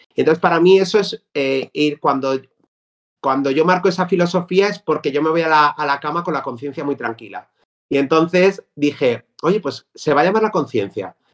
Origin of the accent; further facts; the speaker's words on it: Cuenca, Castilla-La Mancha, Spain; moved away as an adult; now in Madrid, Spain; yo soy de Cuenca